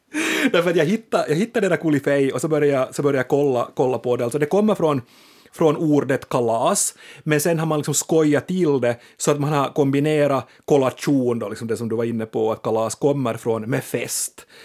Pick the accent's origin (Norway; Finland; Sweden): Finland; vi finlandssvenskar är ett festande folk